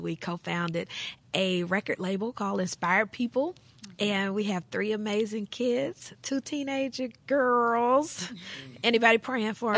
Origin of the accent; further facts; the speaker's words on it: Jackson, Tennessee, United States; I grew up in Jackson, Tennessee